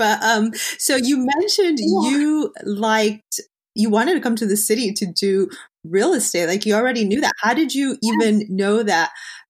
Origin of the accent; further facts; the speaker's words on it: Los Angeles, California, United States; moved away; California, California originally, Los Angeles.